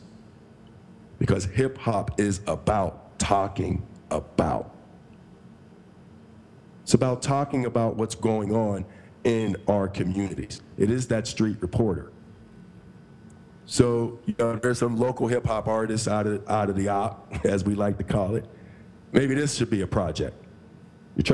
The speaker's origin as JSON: {"language": "English", "town": "Coraopolis", "region": "Pennsylvania", "country": "United States", "tie": "born or raised there", "also_born_or_lived": "Pittsburgh, Pennsylvania", "moved": "as an adult", "said": "I'm from Coriopolis, Pennsylvania."}